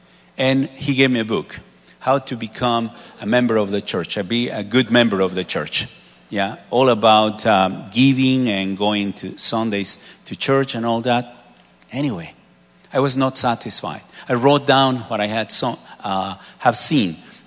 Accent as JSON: {"language": "English", "country": "Mexico", "tie": "born or raised there", "moved": "yes", "said": "a place maybe 450 miles away from my hometown"}